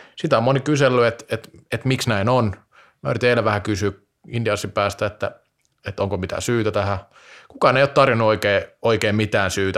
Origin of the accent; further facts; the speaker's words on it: Vaasa, Ostrobothnia, Finland; kotikaupungistani Vaasasta